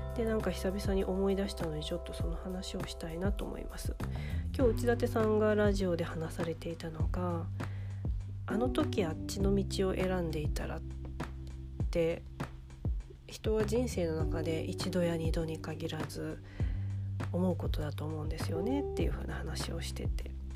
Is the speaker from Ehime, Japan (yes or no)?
yes; Ehime, Japan; 大学を地元の愛媛の大学じゃなくっていやなんか親にお金ないから県外じゃなくて地元にいてみたいなことを言われたから頑張って愛媛大学に行った